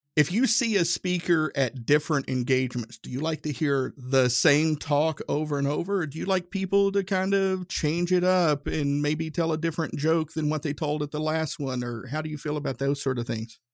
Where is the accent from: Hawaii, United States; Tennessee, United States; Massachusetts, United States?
Tennessee, United States; Northeast; now in Indianapolis, United States; I'm from Northeast Tennessee